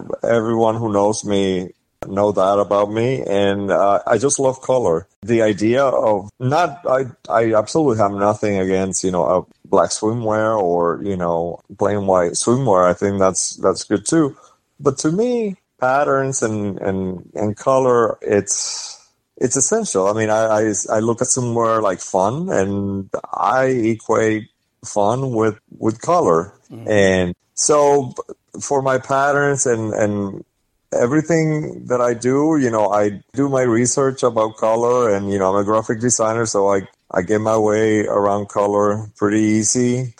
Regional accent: Puerto Rico; now in United States; I was born and raised in Puerto Rico, so it's a very macho culture

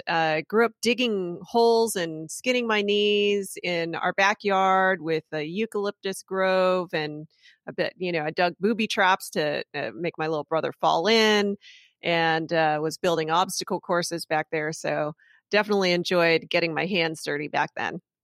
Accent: Hacienda Heights, California, United States; moved away as an adult; also born or lived in Freehold, New Jersey / Philadelphia; Greater Los Angeles, I grew up in Hacienda Heights

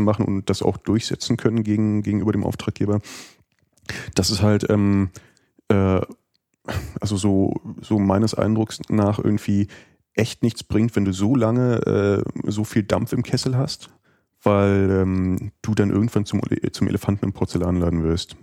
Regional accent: Germany; für uns als Deutsche

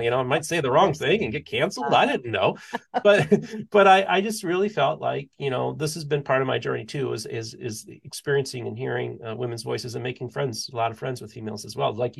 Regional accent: United States; just being an American white male, it grants me a lot of privileges that a lot of people don't have.

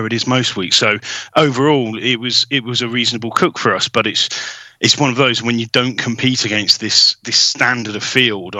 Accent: England, United Kingdom; We're English

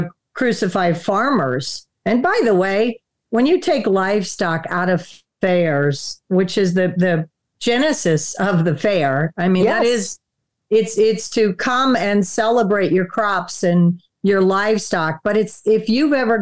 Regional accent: Wisconsin, United States; moved away; also born or lived in Florida; we grew up in Wisconsin and then moved to Florida.

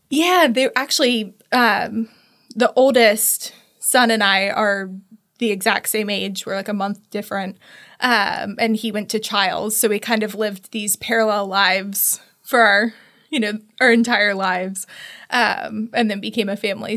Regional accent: Tallahassee, Florida, United States; I was born and raised in Tallahassee

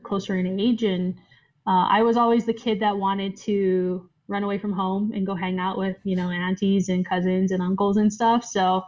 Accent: Oahu, Hawaii, United States; moved away as an adult; born and raised on Oahu

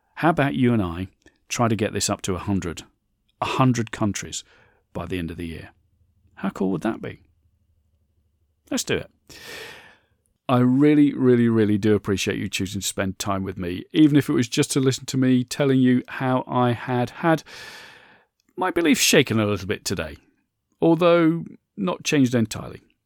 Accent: United Kingdom; I'm British

